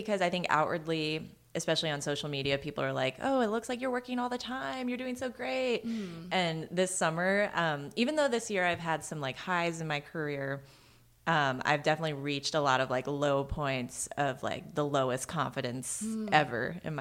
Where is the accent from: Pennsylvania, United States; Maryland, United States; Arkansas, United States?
Maryland, United States; I'm from Maryland